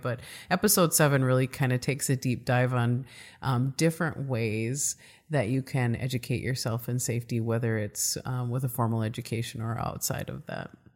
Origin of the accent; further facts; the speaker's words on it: Midwest, United States; accent: Midwest; my Midwest accent